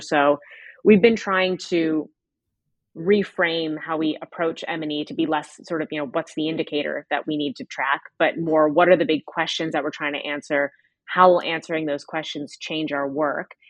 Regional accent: United States; I'm from the United States

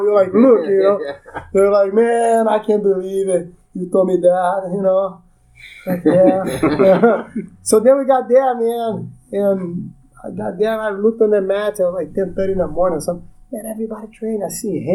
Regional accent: Rio de Janeiro, Brazil; moved away; I was born in Rio de Janeiro, Brazil, 1974

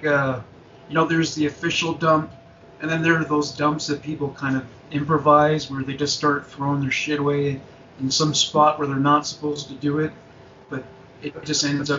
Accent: Amherst, Nova Scotia, Canada; moved away; when I was a kid, I'm in Amherst, my hometown there

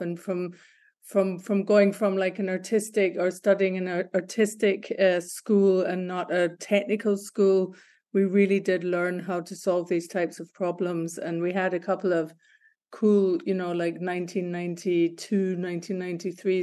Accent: Glasgow, Scotland, United Kingdom; moved away as an adult; also born or lived in Berlin; I'm born and bred in Glasgow, Scotland.

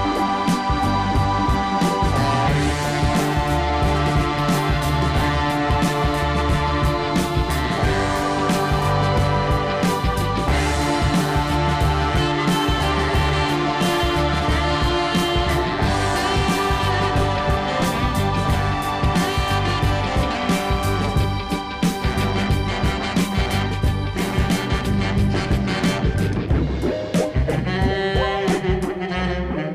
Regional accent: United Kingdom; I'm British

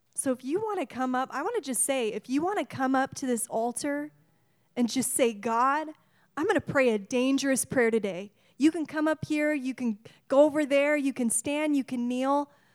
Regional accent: Washington, United States; We, we are from Washington. This is our state

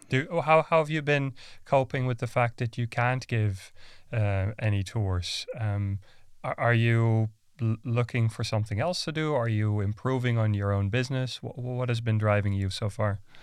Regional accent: Amsterdam, North Holland, Netherlands; moved away; my, my hometown

